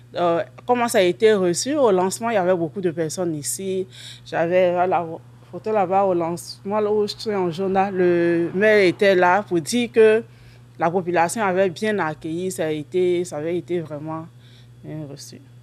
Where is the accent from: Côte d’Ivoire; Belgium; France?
Côte d’Ivoire; moved away as an adult; now in Saint-Félicien, Canada; Je suis originaire de la Côte d'Ivoire et je suis euh, au Québec, à Saint-Félicien, depuis novembre 2013